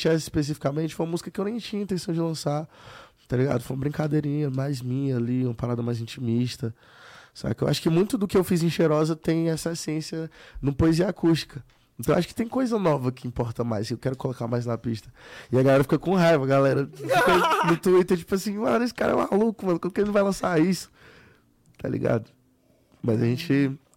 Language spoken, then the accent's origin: Portuguese; Fortaleza, Ceará, Brazil; galera de onde eu sou, do Nordeste